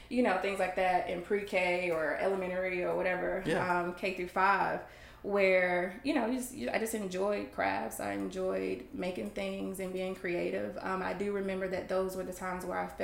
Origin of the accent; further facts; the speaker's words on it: Rockingham, North Carolina, United States; originally, I am from Rockingham, North Carolina